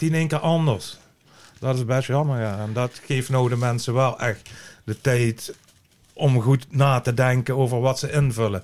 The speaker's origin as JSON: {"language": "Dutch", "country": "Netherlands", "said": "als Nederlander"}